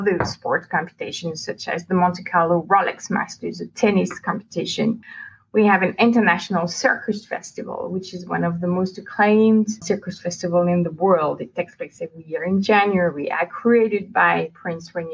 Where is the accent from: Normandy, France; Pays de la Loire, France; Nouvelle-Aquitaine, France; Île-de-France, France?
Île-de-France, France; Paris; moved away as an adult; now in Monaco; I grew up in Paris. I'm originally not from Monaco.